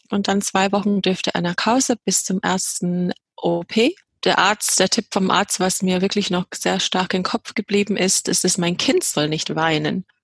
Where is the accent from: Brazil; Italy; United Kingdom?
United Kingdom; England; moved away as an adult; now in Germany; Ja, ich komme aus Nordengland, äh, habe aber schottische Wurzeln